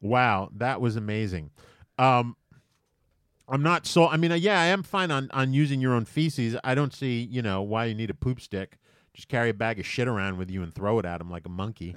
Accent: United States; as an American

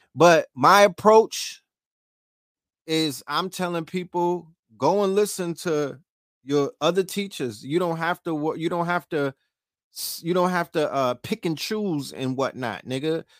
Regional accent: New York City, New York, United States; also born or lived in Harlem; I'm from Brooklyn, but I, I cut my teeth in Harlem

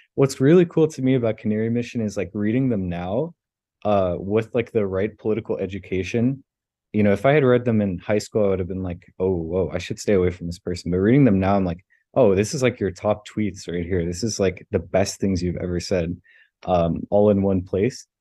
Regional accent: South Florida, United States; I grew up in South Florida

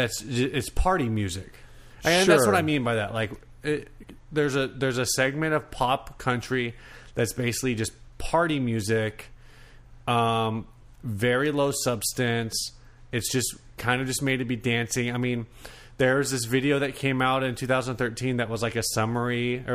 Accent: the South, United States; because we're from the South and we're racist.

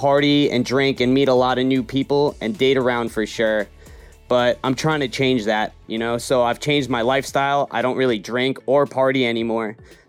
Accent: New York, United States; moved away as an adult; now in Venice Beach, United States; I'm originally from New York, and now I live in Venice Beach, California for about 10 years. I'm a total beach guy.

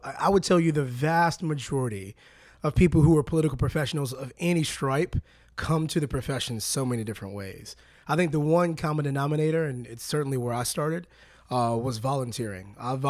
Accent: Detroit, Michigan, United States; moved away as an adult; also born or lived in Atlanta, Georgia / Cayman Islands; Yeah, so I'm originally from Detroit. I've really only lived two places in my life outside of the Cayman Islands, and my entire childhood in Detroit, where my parents were both retired from General Motors after a lifetime of working in the factories, both blue-collar folks.

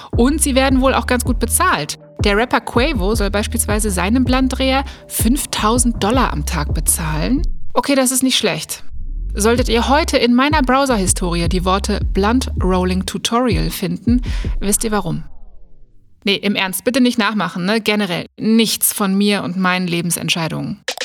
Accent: Germany; bei uns in Deutschland

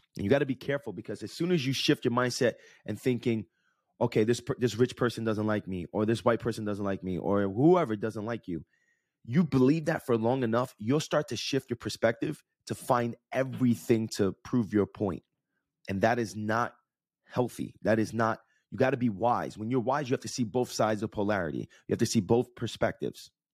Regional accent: Jersey City, New Jersey, United States; when I grew up in Jersey City

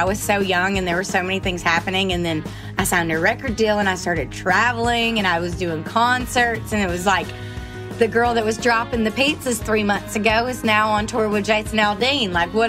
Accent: Rossville, Georgia, United States; now in Nashville, United States; I grew up at the end of a dead end, backed up to these woods.

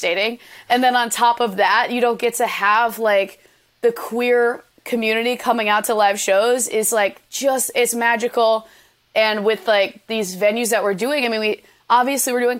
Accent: Bloomington, Minnesota, United States; moved away; I'm from Bloomington, Minnesota

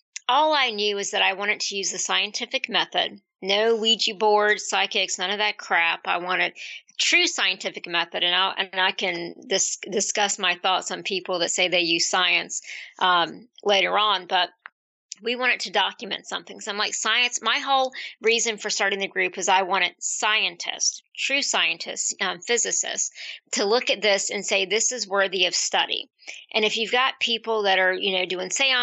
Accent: Central Virginia, United States; I'm from Virginia, Central Virginia, probably closer to the mountains, Southwest Virginia.

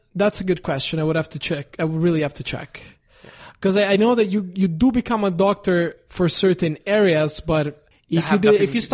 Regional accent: Italy; English is a second language; now in Los Angeles, United States

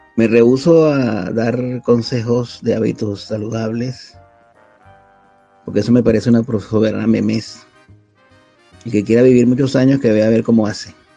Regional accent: Venezuela; moved away as an adult; now in Spain; yo salí de Venezuela cuando todavía no había comenzado el proceso chavista. Salí con una beca

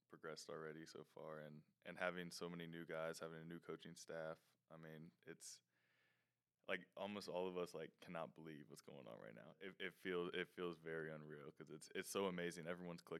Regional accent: Richmond, Virginia, United States; moved away as an adult; now in Anderson, United States; I'm from Richmond, Virginia. I'm a senior here at Anderson

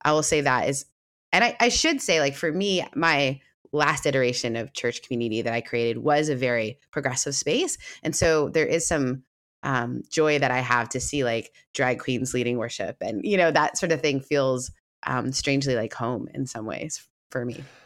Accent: Canada; moved away; also born or lived in the American South; I grew up in a very progressive setting because I am Canadian

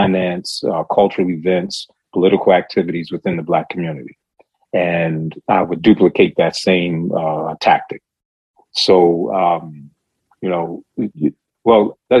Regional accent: Baltimore, Maryland, United States; I ended up having to return to my hometown of Baltimore City.

